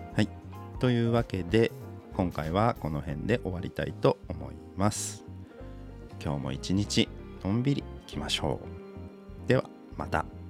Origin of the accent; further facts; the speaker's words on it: Aichi, Japan; moved away as an adult; also born or lived in Ishikawa Prefecture; 僕愛知県出身